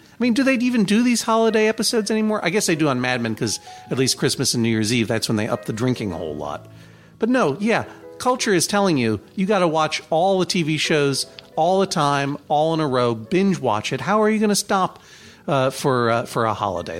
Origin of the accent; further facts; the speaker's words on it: Brookline, Massachusetts, United States; my hometown of Brookline